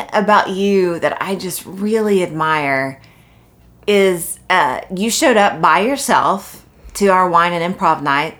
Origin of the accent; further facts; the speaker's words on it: Corsicana, Texas, United States; moved away as an adult; also born or lived in California / Los Angeles; I grew up in Corsicana, but lived in California for a long time.